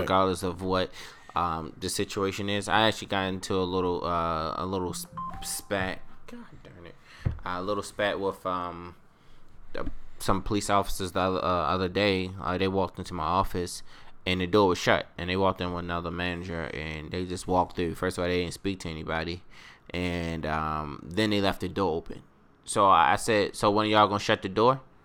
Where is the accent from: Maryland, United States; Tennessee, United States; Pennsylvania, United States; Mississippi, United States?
Maryland, United States; Baltimore; my my hometown, Baltimore